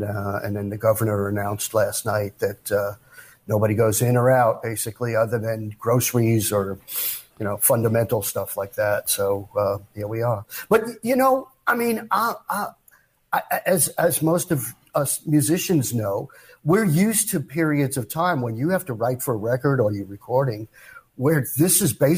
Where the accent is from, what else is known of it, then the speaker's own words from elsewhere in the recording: New York City, New York, United States; also born or lived in Brooklyn, New York; now in Los Angeles, United States; I was born in Brooklyn. And my parents lived in an area called Brownsville, which is where Mike Tyson and Riddick Bowe are from. So we kind of got out of there. We moved to Far Rockaway when I was about one and a half.